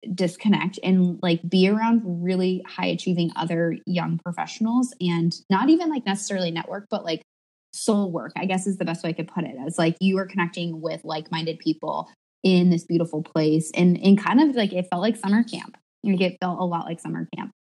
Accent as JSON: {"language": "English", "region": "California", "country": "United States", "tie": "born or raised there", "moved": "yes", "said": "I grew up in California"}